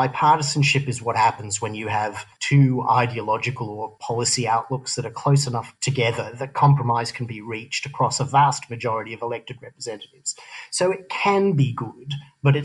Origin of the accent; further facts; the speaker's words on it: Australia; moved away as an adult; also born or lived in San Francisco, United States / Los Angeles, United States; now in New York, United States; I grew up in Australia. I consider myself an Australian.